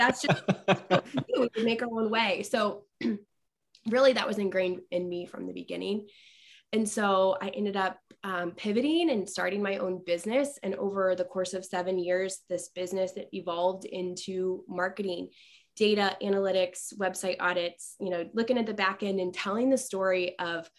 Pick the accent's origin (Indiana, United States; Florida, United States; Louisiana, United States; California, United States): Indiana, United States; Westfield; moved away as an adult; now in Central Illinois, United States; my hometown of Westfield, Indiana.